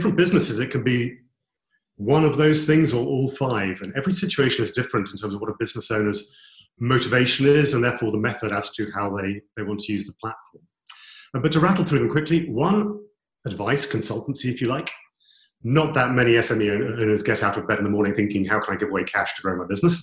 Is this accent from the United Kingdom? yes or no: yes; United Kingdom; we're British